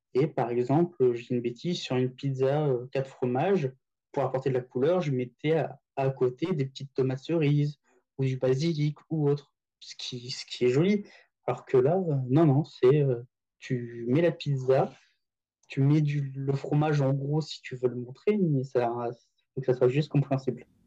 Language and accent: French; France; moved away as an adult; also born or lived in Paris; now in Tokyo, Japan; notre culture française